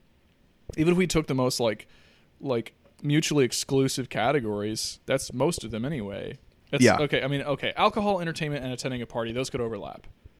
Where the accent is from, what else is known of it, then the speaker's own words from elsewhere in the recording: Midwest, United States; I come from the Midwest.